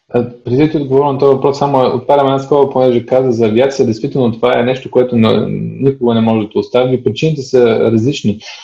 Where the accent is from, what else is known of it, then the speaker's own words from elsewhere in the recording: Sofia, Sofia City, Bulgaria; also born or lived in East Berlin, Germany; now in Germany; само съм роден в Берлин а, и това го пише в паспорта, но съм израсъл в София, в България, до 89-та година